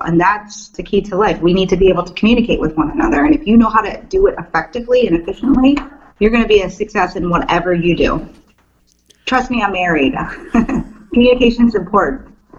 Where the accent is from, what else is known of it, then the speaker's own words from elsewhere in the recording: Cleveland, Ohio, United States; moved away as an adult; now in Maryland, United States; growing up in Cleveland and being a huge Cleveland sports fan, living there for 30 years, loving my town